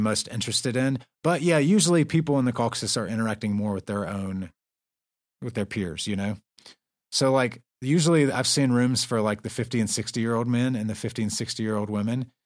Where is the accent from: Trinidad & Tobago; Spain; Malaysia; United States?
United States; the South; I'm from the South